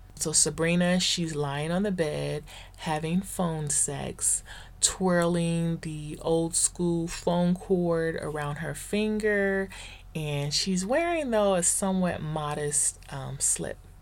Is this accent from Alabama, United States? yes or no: no; the Valley, Southern California, United States; the black girls that I grew up with in the Valley here in Southern California